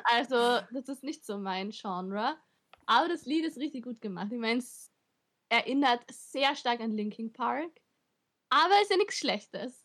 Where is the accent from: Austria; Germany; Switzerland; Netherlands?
Austria; bei uns in Österreich